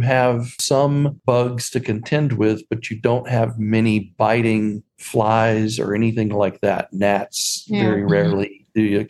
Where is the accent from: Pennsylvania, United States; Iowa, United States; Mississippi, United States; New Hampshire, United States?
Mississippi, United States; moved away as an adult; also born or lived in Berkeley, California / North Carolina; now in McMinnville, United States; I grew up in Mississippi, and there is a huge mosquito population.